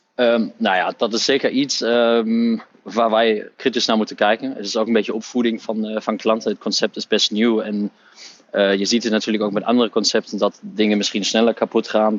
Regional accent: Hamburg, Germany; Dutch is a second language; moved away as an adult; now in Netherlands; ik ben opgegroeid in Duitsland, in Hamburg, in het noorden van Duitsland

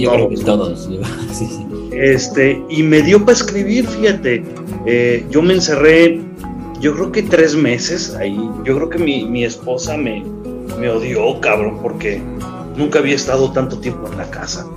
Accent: Mexico; tenemos el orgullo de ser mexicanos

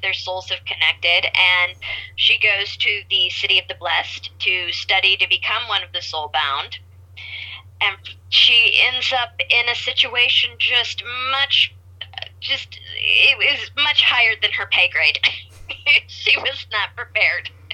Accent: Kansas, United States; I was born in Kansas and out in the country, grew up in the farm

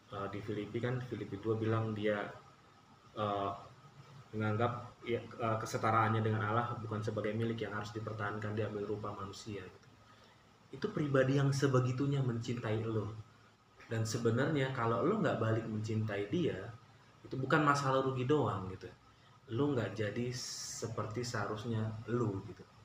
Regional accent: Batak, North Sumatra, Indonesia; kita orang Batak

